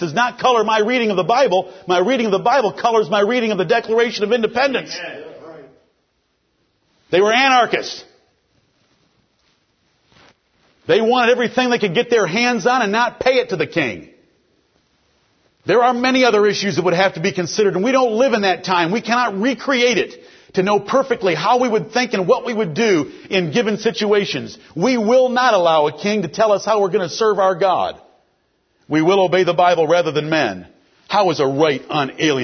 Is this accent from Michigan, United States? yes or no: yes; Detroit, Michigan, United States; I'm from Detroit, Michigan